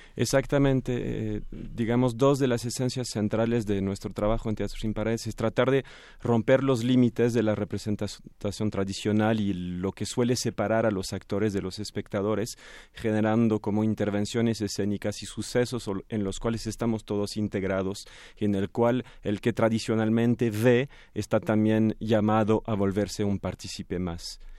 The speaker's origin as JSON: {"language": "Spanish", "country": "France", "said": "tres franceses, soy el más mexicano de los franceses"}